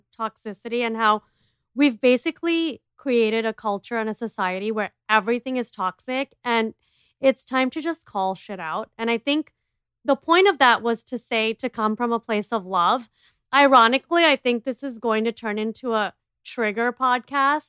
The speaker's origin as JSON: {"language": "English", "country": "India", "said": "I'm an Indian entrepreneur and TV personality"}